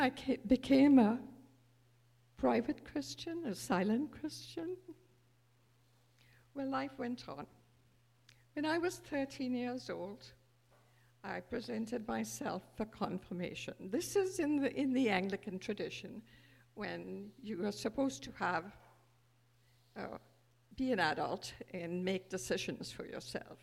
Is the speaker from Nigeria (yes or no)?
no; India; moved away; I was born 83 years ago, a child of the British Raj, born to privilege